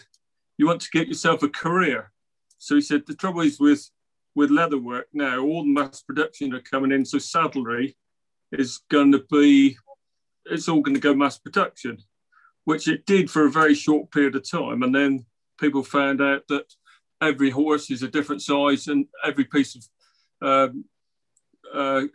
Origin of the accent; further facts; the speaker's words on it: Cornwall, South West England, United Kingdom; my little village where I grew up in Cornwall